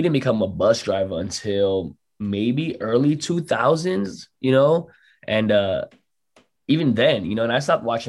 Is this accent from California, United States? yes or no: no; New York, United States; I was from New York